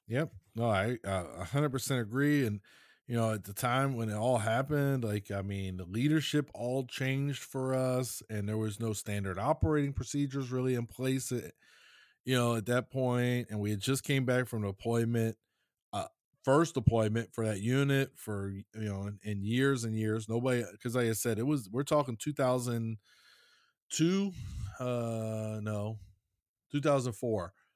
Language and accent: English; Maryland, United States; I'm from Maryland.